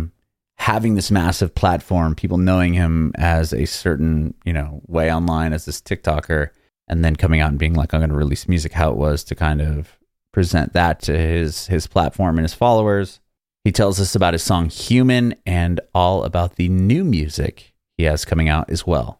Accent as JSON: {"language": "English", "town": "San Diego", "region": "California", "country": "United States", "moved": "as an adult", "lives_now": "Nashville, United States", "said": "I'm from San Diego originally. Now I live in Nashville"}